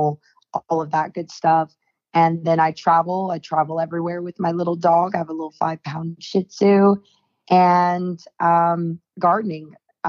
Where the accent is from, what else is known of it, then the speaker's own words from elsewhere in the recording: Nashville, Tennessee, United States; also born or lived in Japan / Philippines; I am 25 years old and born and raised in Nashville, Tennessee